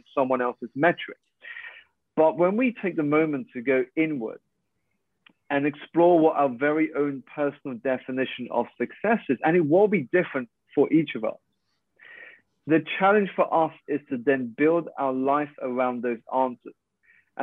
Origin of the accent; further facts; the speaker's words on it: United Kingdom; I'm a Malaysian Chinese. I was born here in the UK to two Malaysian parents